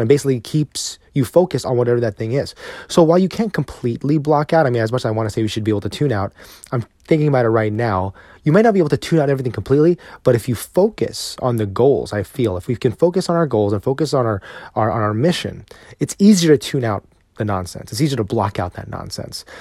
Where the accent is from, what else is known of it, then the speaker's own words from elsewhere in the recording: New Jersey, United States; now in Texas, United States; Growing up in New Jersey